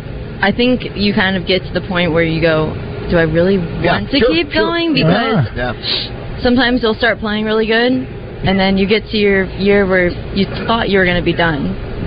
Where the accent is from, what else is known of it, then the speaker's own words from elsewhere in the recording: Sumterville, Florida, United States; now in Dallas, United States; I'm originally from Florida, but I live in Dallas now.